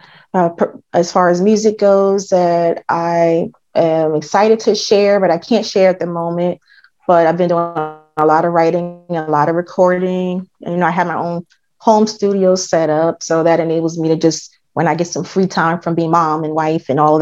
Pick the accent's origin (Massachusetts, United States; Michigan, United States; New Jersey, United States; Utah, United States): New Jersey, United States; I'm from New Jersey